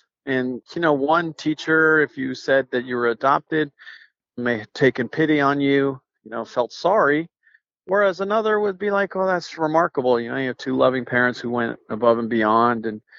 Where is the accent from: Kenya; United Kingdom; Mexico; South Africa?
Mexico; Nuevo Casas Grandes, Chihuahua; born there; So I was born in Nuevo Casas Grandes, which is a very small town in Chihuahua, Mexico.